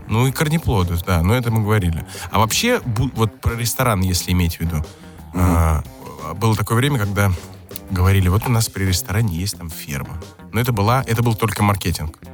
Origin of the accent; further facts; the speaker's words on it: Moscow, Russia; с Москвы